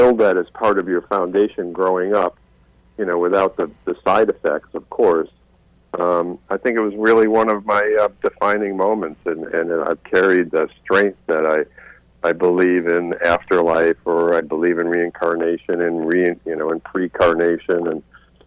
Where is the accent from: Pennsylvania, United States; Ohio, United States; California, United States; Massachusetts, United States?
Massachusetts, United States; the Berkshires; I grew up in the Berkshires in Massachusetts